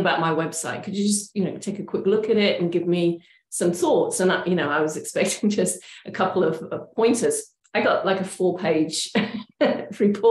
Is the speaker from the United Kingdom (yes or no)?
yes; England, United Kingdom; moved away as an adult; also born or lived in Oregon, United States; now in Portland, United States; I'm originally from England